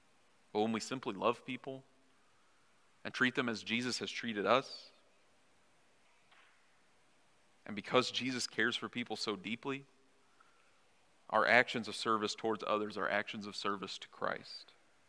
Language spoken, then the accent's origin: English; Missouri, United States; now in Minnesota, United States; I haven't tried to sound less like I'm from Missouri, but the longer I don't live in Missouri, I can't help but sound different, if that makes sense.